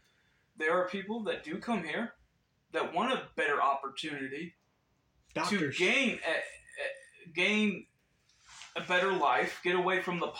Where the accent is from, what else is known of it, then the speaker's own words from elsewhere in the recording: United States; as an American